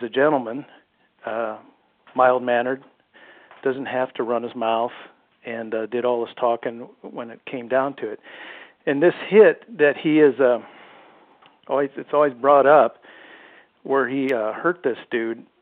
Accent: Ohio, United States; moved away as an adult; now in Seattle, United States; I grew up in Ohio. I'm out here in Seattle now

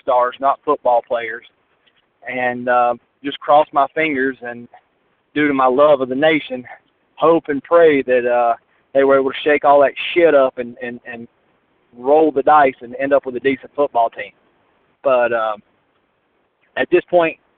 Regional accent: United States; Charlotte, right close to my hometown.

